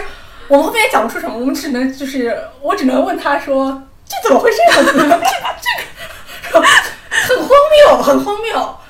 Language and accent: Chinese; Hong Kong; now in Shanghai, China; 我们如果我们香港人早就已经走上街头